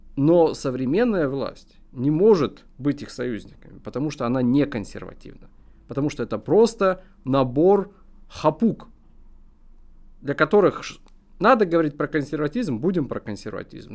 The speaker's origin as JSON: {"language": "Russian", "country": "Russia"}